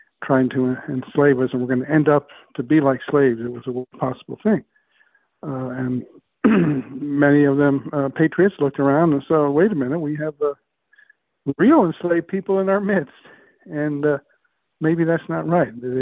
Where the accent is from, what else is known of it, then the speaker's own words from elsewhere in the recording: Rhode Island, United States; now in Washington, D.C., United States; I grew up in Rhode Island